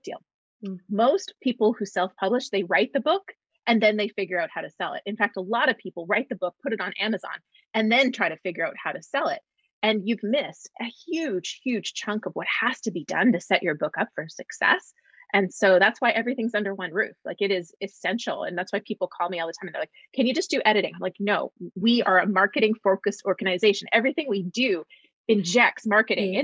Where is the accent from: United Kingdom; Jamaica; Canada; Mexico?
Canada; moved away as an adult; now in Los Angeles, United States; I'm actually a Canadian who calls Los Angeles, California home